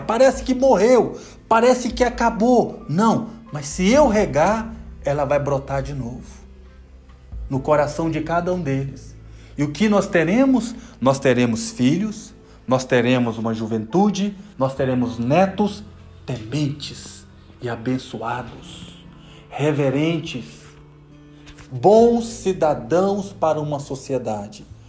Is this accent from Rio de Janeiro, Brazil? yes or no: no; Serro, Minas Gerais, Brazil; eu sou lá de região de Cerro, Pedro Lessa